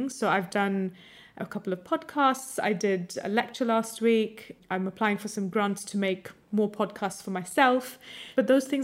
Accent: India; also born or lived in United States; I grew up in America and India, mm. and particularly in India, there was a huge emphasis on studying maths and science

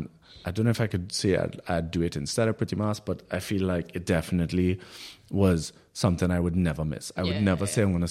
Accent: Trinidad & Tobago; moved away

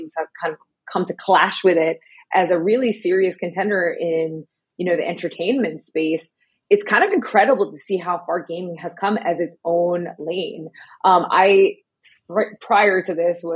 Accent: New Jersey, United States; moved away as an adult; also born or lived in New York City; now in Los Angeles, United States; I'm from the great state of New Jersey

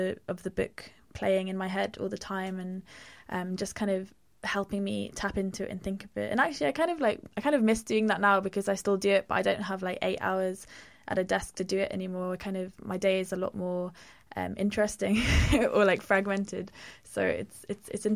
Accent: Pembrokeshire, Wales, United Kingdom; I grew up in Pembrokeshire, by the sea.

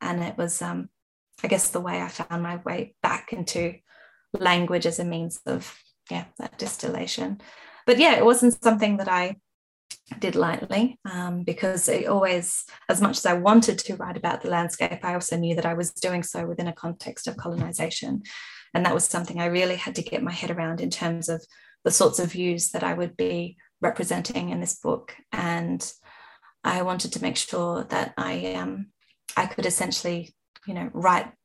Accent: Adelaide Hills, South Australia, Australia; now in Melbourne, Australia; I was raised in the Adelaide Hills. I had a very wonderful nature-filled childhood.

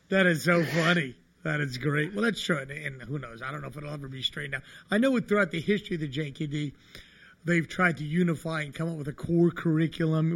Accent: New Jersey, United States; I grew up in New Jersey

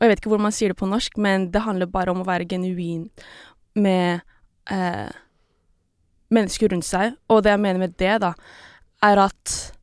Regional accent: Norway; Norwegian is a second language; also born or lived in Philippines; jeg ble født her i Norge, og så jeg flytta tilbake til Filippinene, jeg var sånn rundt tre-fire år, og så flyttet vi igjen tilbake til Norge, det var åtte

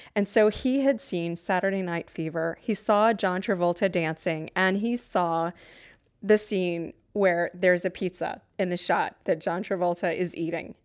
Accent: New Haven, Connecticut, United States; I'm from New Haven

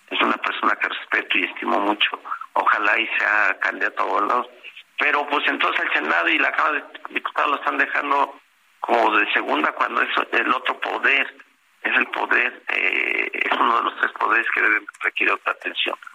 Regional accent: State of Mexico, Mexico; es mi estado, es aquí nací, aquí vivo

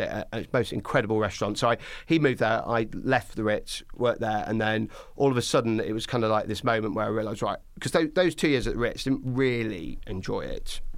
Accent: Skegness, East Midlands, United Kingdom; moved away; I'm originally from Skegness in Lincolnshire

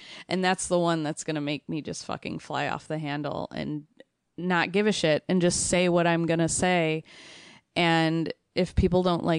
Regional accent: Chicago, Illinois, United States; that's the thing, growing up in Chicago, that's the word Polak, I didn't even know that was a slur for so many

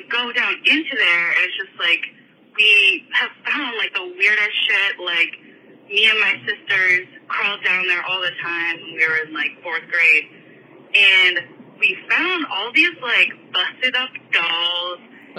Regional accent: Michigan, United States; my house I grew up in Michigan.

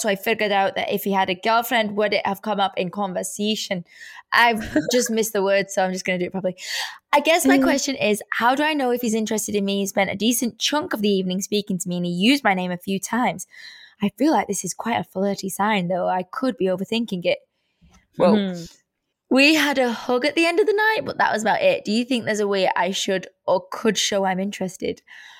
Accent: Edinburgh, Scotland, United Kingdom; We're both from Edinburgh, Scottish, so we're like bonding over that. And it's so nice to have a fellow Scot around to relate to.

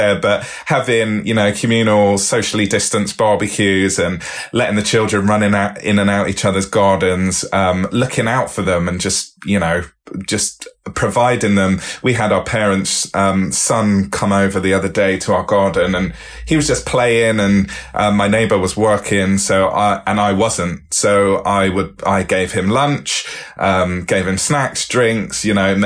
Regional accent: Bristol, South West England, United Kingdom; I grew up in Bristol

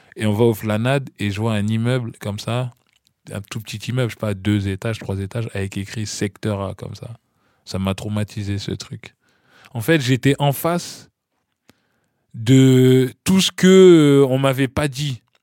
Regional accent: Ifs, Normandy, France; moved away; also born or lived in Bondy, France / Paris, France; je suis né à Bondy, à l'hôpital Jean Verdier. Et puis, euh, très petit, mes, parents sont partis à Caen, dans un village qui s'appelle If. Donc, j'ai emménagé avec eux à If et tout. Et donc, j'ai vécu mon enfance en Normandie

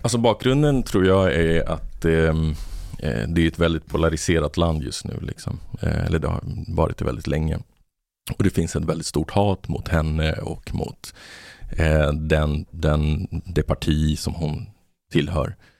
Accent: Botkyrka, Stockholm County, Sweden; moved away; also born or lived in Argentina / Malmö; jag växte upp i, i Botkyrka i ett område där det var mycket latinamerikaner

